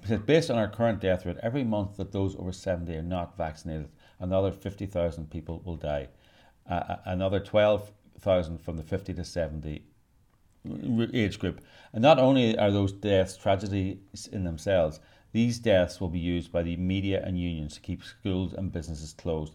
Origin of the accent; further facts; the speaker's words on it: Northern Ireland, United Kingdom; I was brought up in the British culture in Northern Ireland